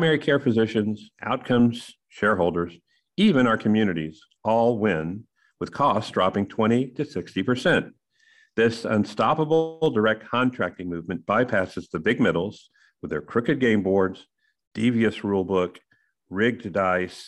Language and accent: English; Texas, United States; And I'm from Texas